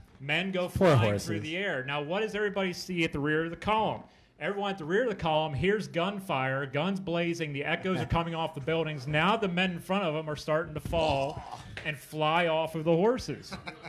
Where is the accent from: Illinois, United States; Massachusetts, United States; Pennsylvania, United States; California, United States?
Pennsylvania, United States; Chambersburg; it's my hometown